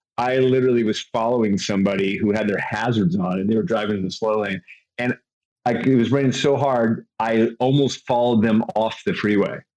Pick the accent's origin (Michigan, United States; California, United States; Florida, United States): California, United States; I'm from California